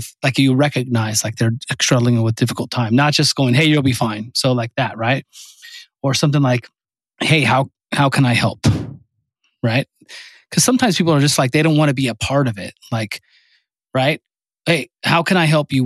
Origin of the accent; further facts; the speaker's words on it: California, United States; I'm from California